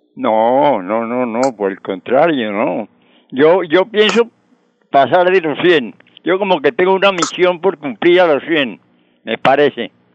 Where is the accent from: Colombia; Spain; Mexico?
Colombia; yo soy colombiano